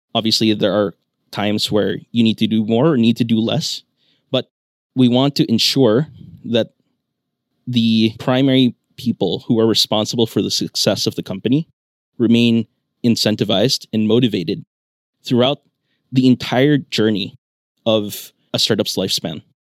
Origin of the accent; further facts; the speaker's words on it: Philippines; moved away as an adult; also born or lived in New York, United States; I grew up in the Philippines. I went to grade school and high school here